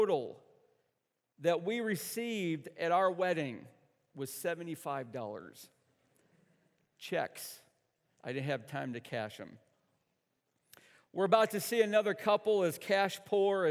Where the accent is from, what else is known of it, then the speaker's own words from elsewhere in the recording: the North, United States; I'm from the North.